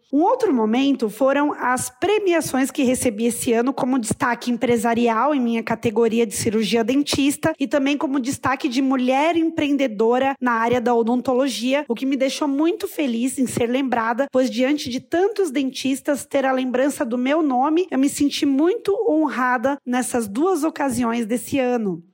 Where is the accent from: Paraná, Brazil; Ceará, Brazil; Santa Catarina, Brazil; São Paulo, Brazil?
Santa Catarina, Brazil; Rio do Sul; also born or lived in Imbituba / Braço do Trombudo; eu sou natural de Rio do Sul